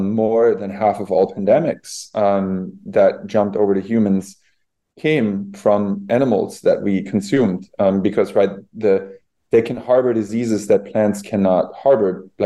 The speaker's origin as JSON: {"language": "English", "region": "Bavaria", "country": "Germany", "tie": "born or raised there", "said": "I grew up in Bavaria where, all of our civilization there, all the culture was built on animal agriculture."}